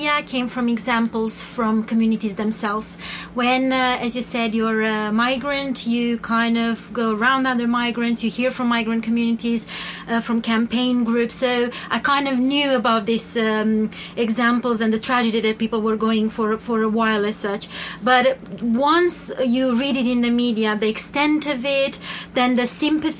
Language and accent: English; Romania; moved away as an adult; now in United Kingdom; I'm originally from Romania